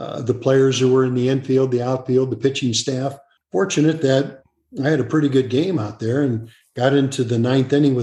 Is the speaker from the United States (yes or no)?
yes; St. Louis, Missouri, United States; when I was a kid growing up in St. Louis